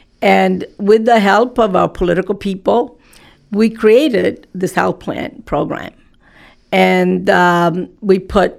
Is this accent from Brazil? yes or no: no; Porticello, Sicily, Italy; now in Gloucester, United States; I came from Sicily in a city called Porticello in 1963. We went to Milwaukee, Wisconsin, where my father's brother was, my uncle. But we were not happy, so we wanted to go back to Sicily.